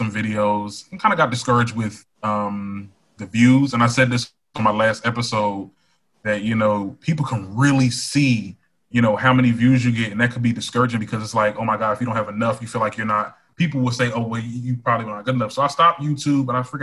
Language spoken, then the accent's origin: English; Trenton, New Jersey, United States; I'm from Trenton, New Jersey. It's a small town. It's the capital.